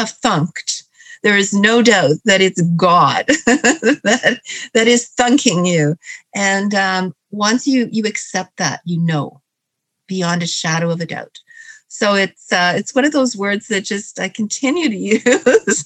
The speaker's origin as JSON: {"language": "English", "town": "Hamilton", "region": "Ontario", "country": "Canada", "said": "I am from Hamilton, Ontario, Canada, which is where it all started for me."}